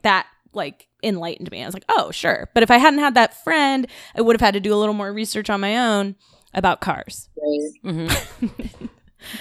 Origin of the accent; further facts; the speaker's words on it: Florida, United States; I'm from Florida